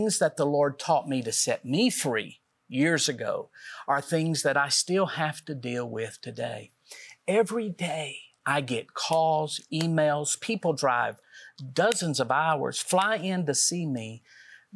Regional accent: Middle Tennessee, United States; we're from Middle Tennessee

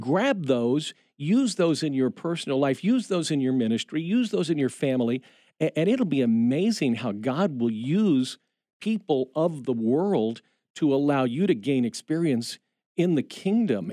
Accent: Indiana, United States; we grew up in Indiana

